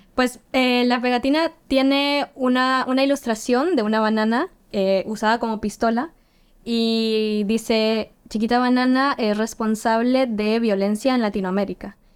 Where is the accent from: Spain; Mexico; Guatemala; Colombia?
Guatemala; now in Helsinki, Finland; yo soy guatemalteca, vengo de Guatemala